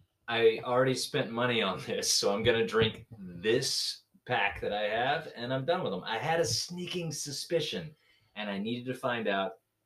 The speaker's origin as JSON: {"language": "English", "region": "Gulf Coast", "country": "United States", "tie": "born or raised there", "said": "I just find it fascinating that I grew up"}